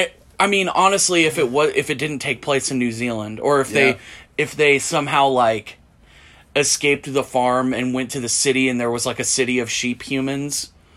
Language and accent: English; Portland, United States; now in Asheville, United States; I'm from Portland.